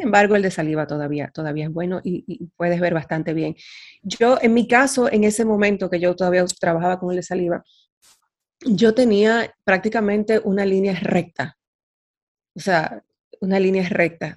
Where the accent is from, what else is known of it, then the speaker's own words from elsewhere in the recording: Dominican Republic; moved away as an adult; now in Netherlands; Yo soy dominicana, eh, y resido actualmente en Holanda, con muchos años viviendo fuera de República Dominicana